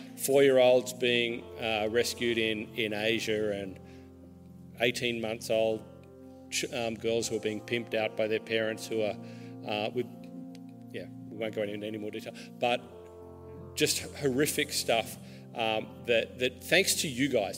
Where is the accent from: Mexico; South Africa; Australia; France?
Australia; I'm Australian